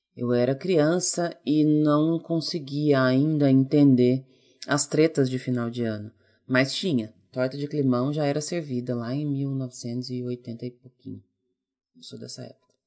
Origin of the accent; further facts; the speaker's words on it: Ourinhos, São Paulo, Brazil; moved away; also born or lived in Santos; Eu sou nascida em Santos, mas eu me mudei muito, muito bebê para Ourinhos, que é a cidade onde meus pais moram até hoje, e a gente morou em duas casas lá